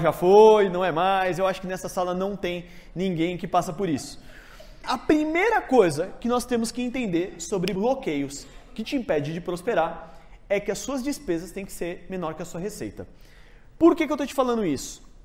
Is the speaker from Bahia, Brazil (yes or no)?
no; São Paulo, Brazil; fui nascido e criado na Zona Norte, São Paulo, Jardim Peri